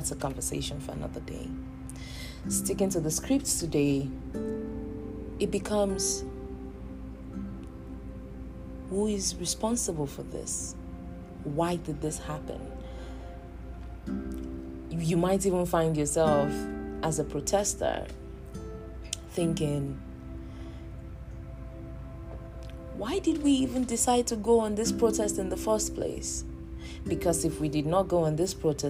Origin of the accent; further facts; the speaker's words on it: Nigeria; moved away; I am in the diaspora and I am a Nigerian